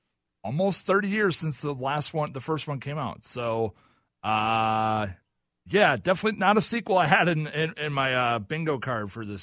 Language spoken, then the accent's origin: English; Oklahoma, United States; I'm from Oklahoma